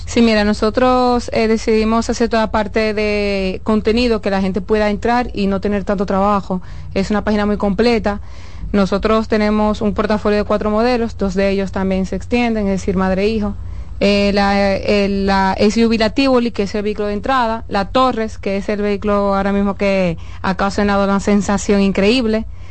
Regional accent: Cibao, La Vega, Dominican Republic; also born or lived in Santo Domingo; somos veganos, somos del Cibao

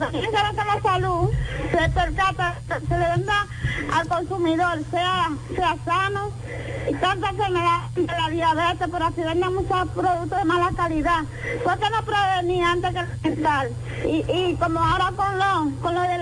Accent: Dominican Republic; somos los, los dominicanos, bendito de Dios.

